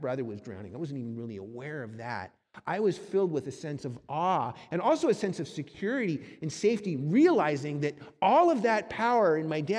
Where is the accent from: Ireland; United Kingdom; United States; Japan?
United States; Southern California; also born or lived in Cleveland, Ohio; My family moved from Cleveland, Ohio to sunny Southern California